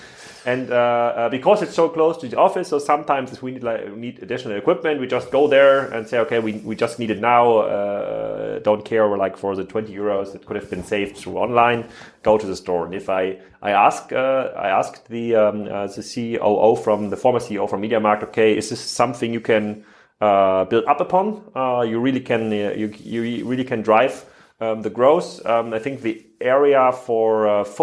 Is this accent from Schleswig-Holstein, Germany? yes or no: yes; Kiel, Schleswig-Holstein, Germany; my hometown, Kiel